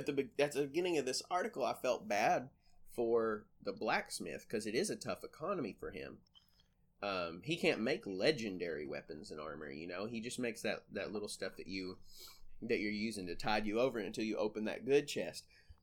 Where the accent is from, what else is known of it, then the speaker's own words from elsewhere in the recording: Appalachia, United States; We are Appalachian